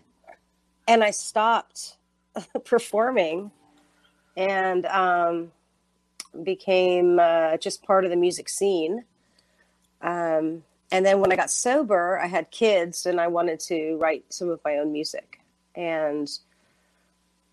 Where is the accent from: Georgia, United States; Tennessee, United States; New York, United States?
Tennessee, United States; Nashville; I'm from Nashville, Tennessee